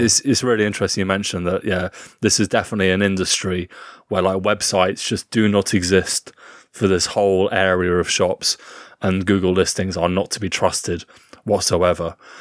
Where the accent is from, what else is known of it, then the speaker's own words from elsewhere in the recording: United Kingdom; as a British man